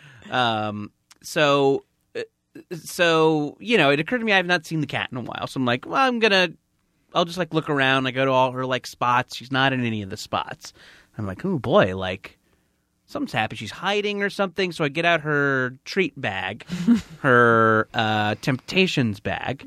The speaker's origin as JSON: {"language": "English", "area": "Orange County", "region": "California", "country": "United States", "tie": "born or raised there", "said": "I don't remember a lot of my hometown"}